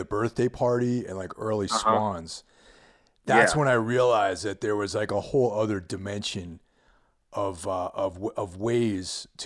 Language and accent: English; New York, United States; moved away; I didn't grow up in the city, but I'm from New York originally